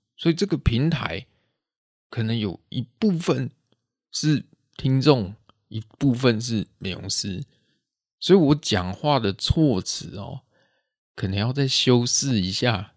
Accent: Taichung, Taiwan; 我现在都讲我们台中这边啦

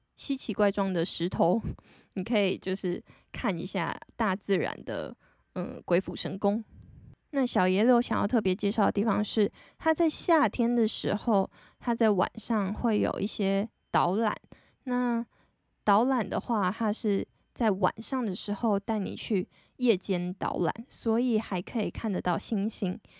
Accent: Taitung, Taitung County, Taiwan; moved away as an adult; 身为一个十八岁以前都常住在 台东的人

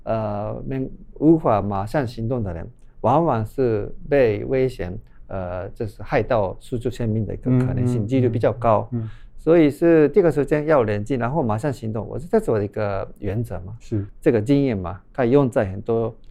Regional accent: Japan; Chinese is a second language; 这是也是我们日本人的事情。

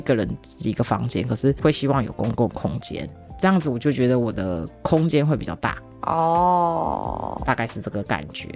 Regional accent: Tainan, Taiwan; also born or lived in Japan; 毕竟我南部人嘛，台南人

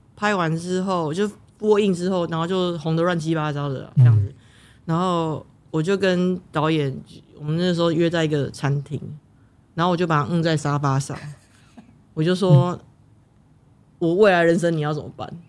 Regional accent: Taiwan; 身为台湾人，我希望这是我保护台湾的方式，我为台湾做事的方式

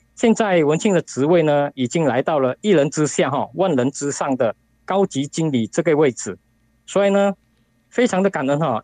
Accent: Singapore; 我是来自于新加坡的

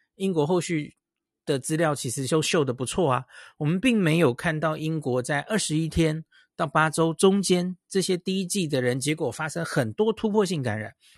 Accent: Taiwan; 对我们台湾人来说

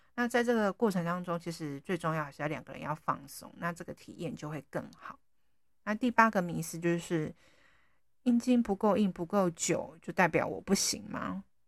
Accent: Taiwan; 我们台湾人

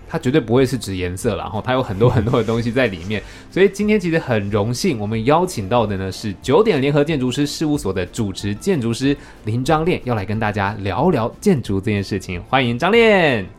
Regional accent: Taiwan; 我们台湾这边

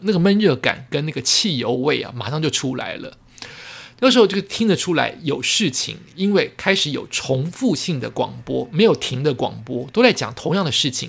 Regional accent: Taiwan; 我来自台湾

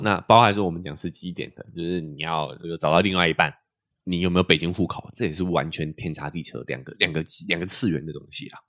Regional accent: New Taipei, Taiwan; moved away as an adult; also born or lived in mainland China; 我们自己在西，呃，新北是有，是有房子的

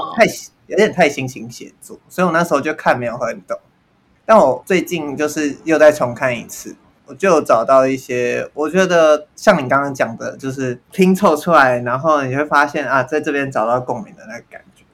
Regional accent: Taiwan; 我身为台湾人

